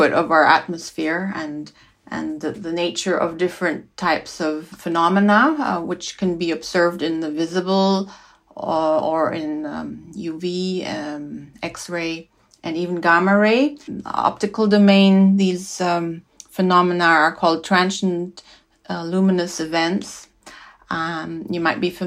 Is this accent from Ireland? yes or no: no; Switzerland; I grew up in Switzerland. I'm Swiss